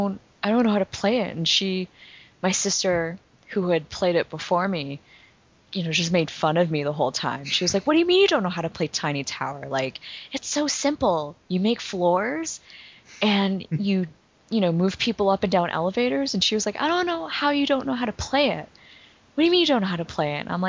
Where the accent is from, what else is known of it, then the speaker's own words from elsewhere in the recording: Vancouver, British Columbia, Canada; moved away as an adult; now in Philadelphia, United States; I'm from Vancouver, originally, but I've been living in Philadelphia for the past almost 6 years now